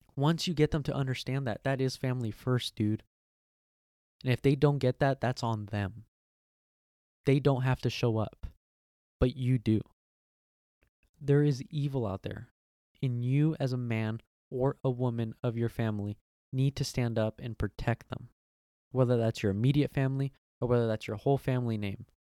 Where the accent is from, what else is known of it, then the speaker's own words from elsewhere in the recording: United States; I'm American